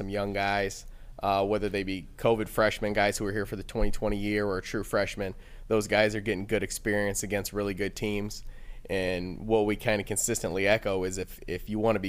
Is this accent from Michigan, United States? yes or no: yes; Monroe, Michigan, United States; now in Midland, United States; I actually grew up in Monroe, Michigan, in Southeast Michigan